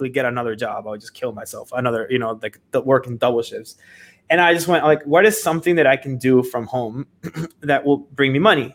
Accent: Seattle, Washington, United States; moved away as an adult; now in Miami, United States; I was moved to United States when I was like 12. And I was raised in Seattle, but then I moved to Miami when I was 18 by myself.

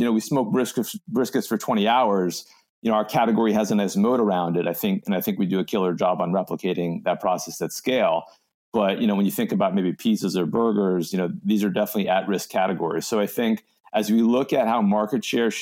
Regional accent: Los Angeles, California, United States; my hometown

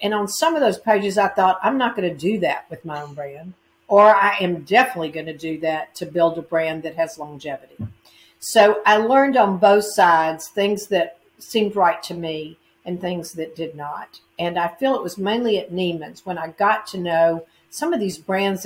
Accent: Mississippi, United States; moved away; I grew up in Mississippi

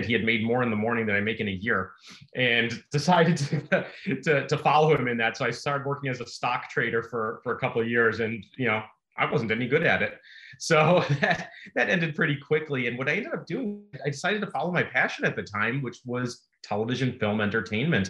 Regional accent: Chicago, Illinois, United States; born and bred in Chicago

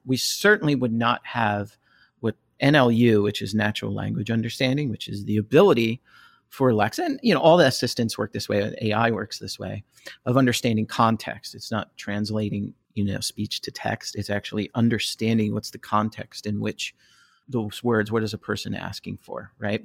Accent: New Jersey, United States; also born or lived in outside Philadelphia, Pennsylvania; now in Philadelphia area, United States; I was born and raised in Jersey. Uh, I'm outside Philadelphia now

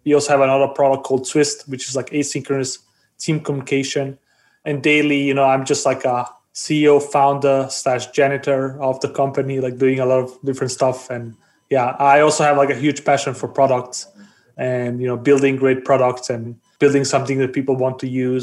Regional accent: Denmark; also born or lived in Bosnia; I was born in Bosnia. I grew up in Denmark.

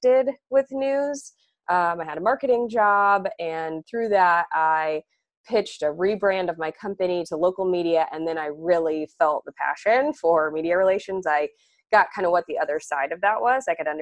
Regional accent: Indiana, United States; I grew up in Indiana

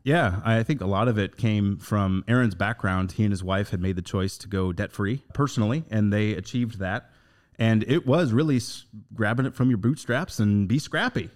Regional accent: Northern Indiana, United States; Going back to my roots, I come from Northern Indiana

